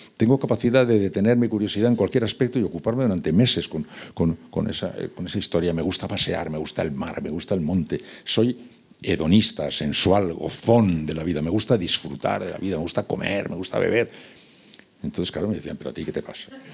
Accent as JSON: {"language": "Spanish", "town": "San Sebastián", "region": "Basque Country", "country": "Spain", "also_born_or_lived": "Seville", "moved": "yes", "said": "yo soy de San Sebastián, pero viví casi cinco años en Sevilla"}